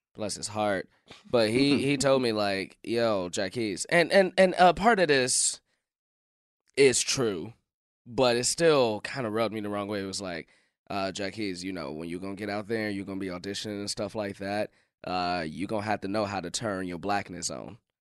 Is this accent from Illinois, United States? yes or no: yes; Chicago, Illinois, United States; I'm from Chicago